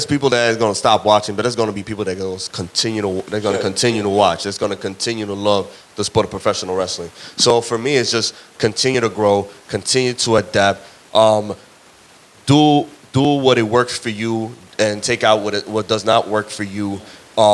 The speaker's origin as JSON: {"language": "English", "country": "Dominican Republic", "said": "República Dominicana, I gotta go with baseball. Dominican Republic, that's the culture. That's the sport that we like grew up."}